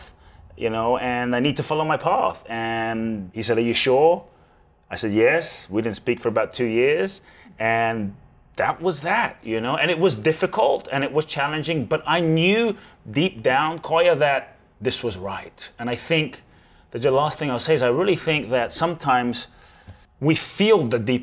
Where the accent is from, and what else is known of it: London, United Kingdom; born or raised there; also born or lived in Ghana